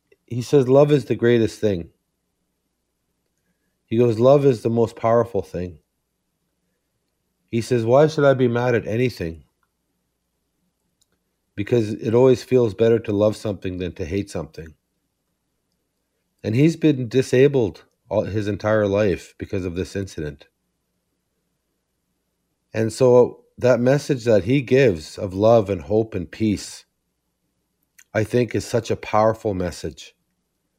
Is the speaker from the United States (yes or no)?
no; Serpent River First Nation, Ontario, Canada; I'm from Serpent River First Nation.